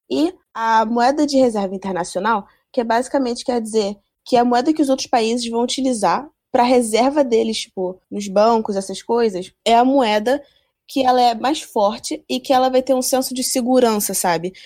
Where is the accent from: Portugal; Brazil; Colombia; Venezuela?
Brazil; a gente, como brasileiro